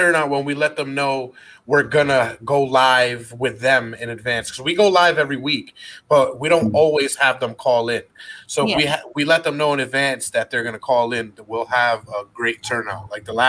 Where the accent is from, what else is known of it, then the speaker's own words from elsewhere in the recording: New York City, New York, United States; I mean, I'm from the Bronx, baby.